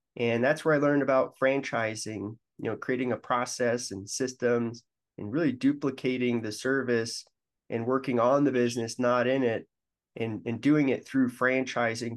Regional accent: Denver, Colorado, United States; moved away as an adult; also born or lived in Michigan; I'm from Denver, and I went to, uh, Michigan State

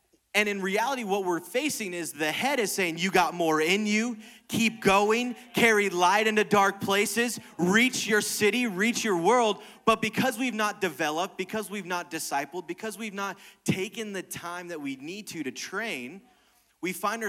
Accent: United States; we're an American

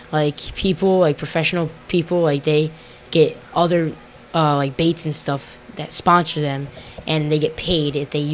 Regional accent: Hamilton, New Jersey, United States; 14 years old, and I'm from Hamilton, New Jersey.

